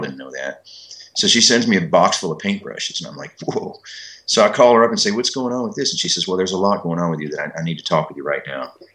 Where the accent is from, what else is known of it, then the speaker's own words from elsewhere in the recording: Kentucky, United States; when I was growing up in Kentucky